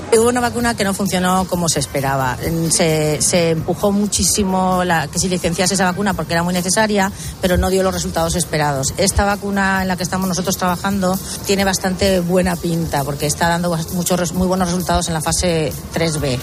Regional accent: Spain; now in New York, United States; somos laboratorios españoles en Estados Unidos

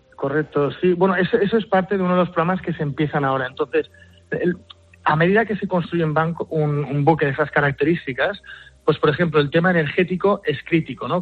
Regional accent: Mallorca, Balearic Islands, Spain; soy mallorquín, ¿no? padre mallorquín y madre inglesa

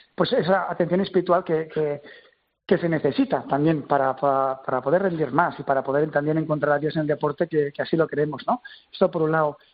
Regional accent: Terrassa, Catalonia, Spain; Yo soy de Tarrasa

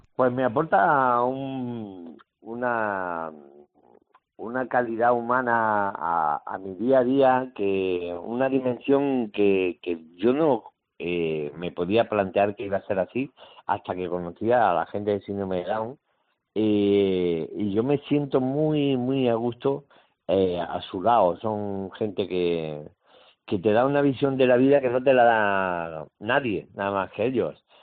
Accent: Jaén, Andalusia, Spain; also born or lived in Málaga / Granada; a las poquitas semanas me vine para Jaén y aquí estuve hasta que me fui a Granada

